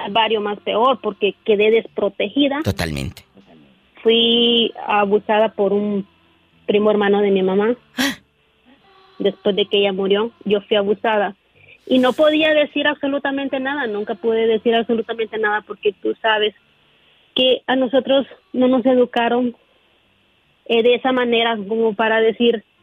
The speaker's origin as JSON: {"language": "Spanish", "country": "Honduras", "moved": "yes", "lives_now": "United States", "said": "yo soy de Honduras"}